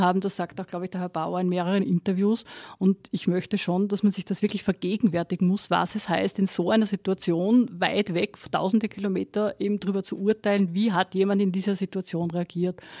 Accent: Austria; wir als Österreicher

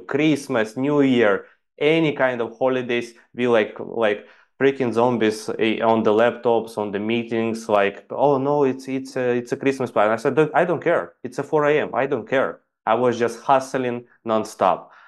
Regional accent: Ukraine; English is a second language; moved away as an adult; also born or lived in Dubai; I'm basically from Ukraine and I went to Dubai to earn some

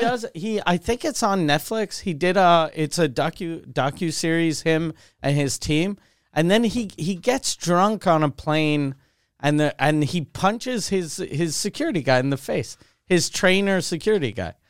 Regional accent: Canada; the only time I feel Canadian is when I'm not in Canada.

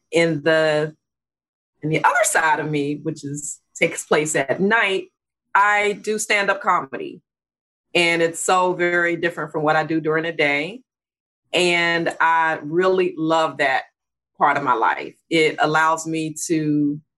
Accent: Washington, District of Columbia, United States; I grew up in Washington, D.C. I'm a real Washingtonian, been here all my life

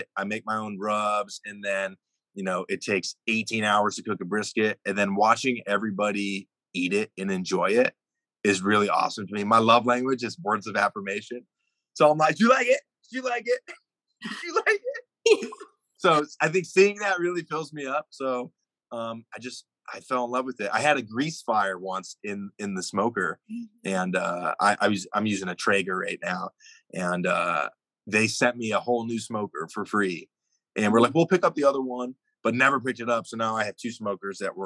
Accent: Atlanta, Georgia, United States; also born or lived in New York; I grew up in Atlanta. I was born in New York

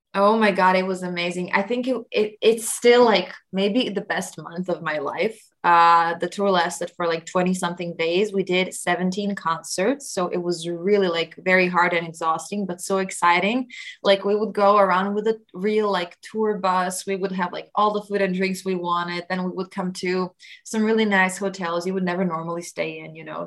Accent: Croatia; our traditional Croatian instrument, tamboritsa

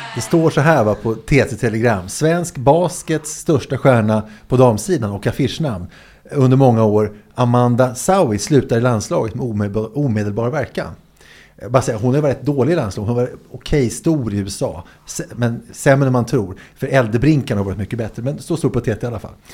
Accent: Sweden

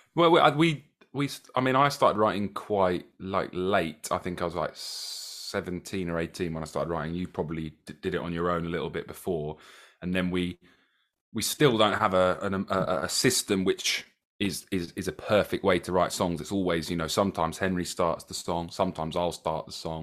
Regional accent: Brighton, South East England, United Kingdom; we're born and bred Brightonians

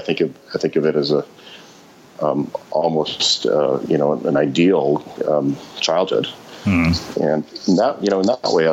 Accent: Montreal, Quebec, Canada; moved away as an adult; now in New York, United States; in high school growing up in Montreal

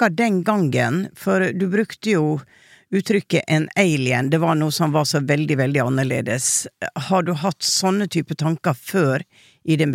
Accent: Oslo, Norway; Jeg hadde en, en episode på Åndenes makt, jeg er fra Sankthanshaugen.

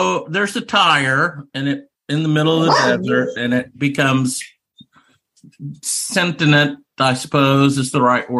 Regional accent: Oklahoma, United States; growing up in Oklahoma

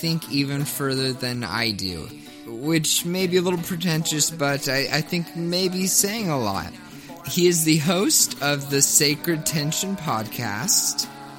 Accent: Kentucky, United States; I'm from Kentucky

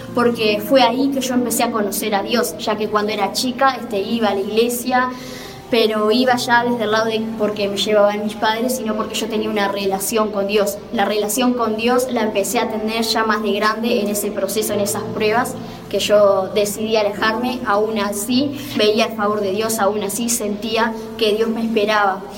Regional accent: Montevideo, Uruguay; soy de Montevideo, Uruguay

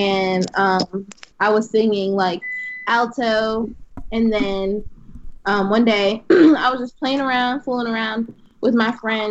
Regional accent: Philadelphia, Pennsylvania, United States; I grew up in West Philly, a little town home

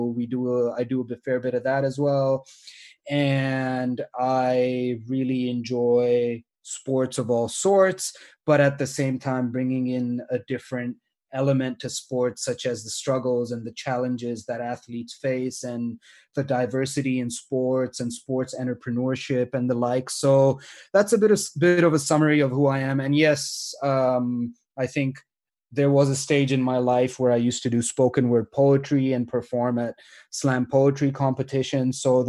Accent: Australia; I very much fit the mold of an international student who was growing up in Australia

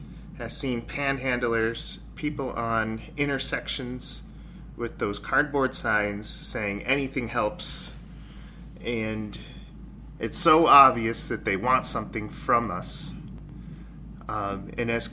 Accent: Rochester, New York, United States; Rochester, New York, where I'm from

